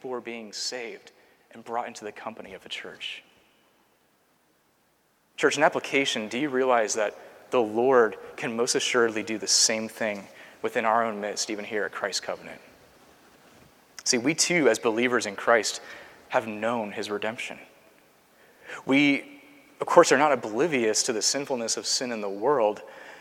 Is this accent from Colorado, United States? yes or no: no; Seattle, Washington, United States; now in Culpeper, United States; my hometown has seen an increase of, I think, 20 PCA churches just in the last 10 years in Seattle, Washington